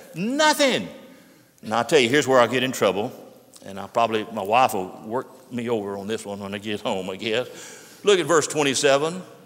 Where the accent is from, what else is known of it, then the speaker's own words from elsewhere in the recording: Pittsburgh, Pennsylvania, United States; When I was growing up in my hometown of Pittsburgh